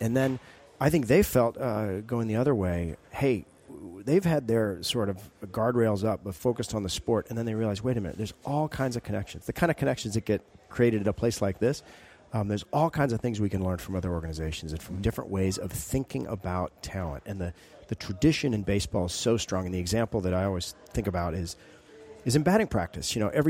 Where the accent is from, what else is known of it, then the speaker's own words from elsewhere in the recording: Alaska, United States; I love baseball. I grew up in Alaska. Always wanted to be a ball player. Never did.